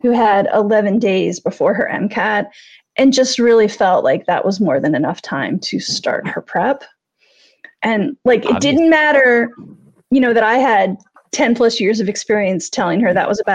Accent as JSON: {"language": "English", "town": "Cincinnati", "region": "Ohio", "country": "United States", "tie": "born or raised there", "said": "the mayor of my hometown"}